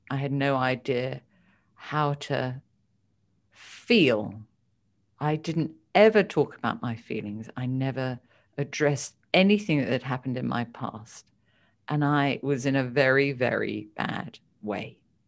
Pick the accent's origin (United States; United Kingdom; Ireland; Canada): United Kingdom; I only grew up with a mother. My father died when I was two. And I've got two older brothers, and I grew up in the United Kingdom.